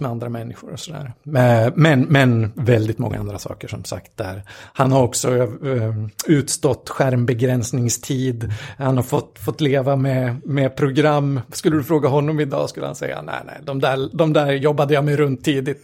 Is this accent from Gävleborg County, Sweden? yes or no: yes; Gävle, Gävleborg County, Sweden; vi kommer från en från Gävle, så det är ju hockeystad med, med stort H där